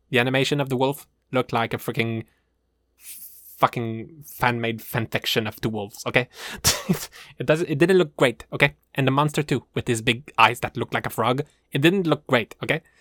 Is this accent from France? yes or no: no; Canada; I am from the Maple Land, A K A Canada